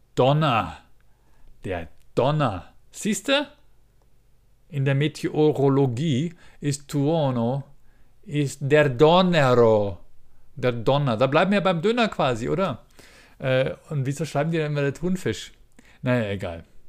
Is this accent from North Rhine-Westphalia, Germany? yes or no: no; Ingolstadt, Bavaria, Germany; bei uns in Ingolstadt